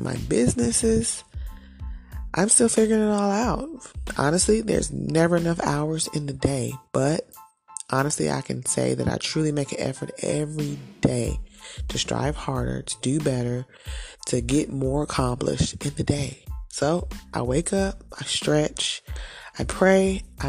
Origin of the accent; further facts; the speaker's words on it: Fayetteville, North Carolina, United States; I am originally from Fayetteville, North Carolina, born and raised